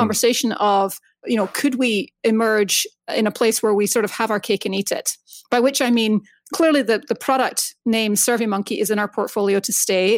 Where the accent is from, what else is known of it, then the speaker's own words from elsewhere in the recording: Scotland, United Kingdom; moved away as an adult; now in United States; I grew up in Scotland, moved to the States basically to kick off my career